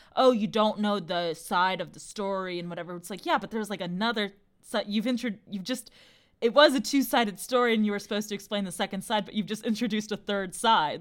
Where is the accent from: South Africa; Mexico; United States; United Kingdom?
United States; we as Americans also invented corn